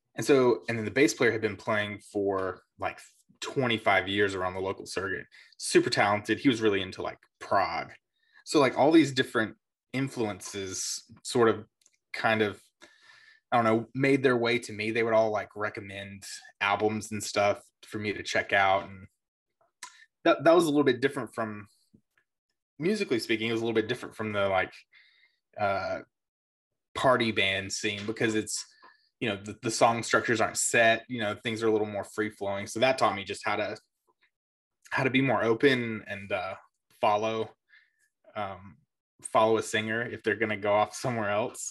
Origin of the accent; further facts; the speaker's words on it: South Carolina, United States; also born or lived in Myrtle Beach; I grew up in South Carolina. Um, moved around quite a bit, but all basically in the same area of South Carolina